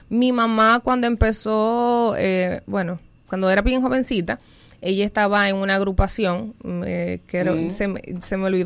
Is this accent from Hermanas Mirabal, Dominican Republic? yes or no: yes; Salcedo, Hermanas Mirabal, Dominican Republic; now in Pennsylvania, United States; La musa es dominicana, eh, nací en Salcedo, eh, provincia de Hermanas Mirabal. Eh, ahora mismo radico en Estados Unidos, en Pensilvania.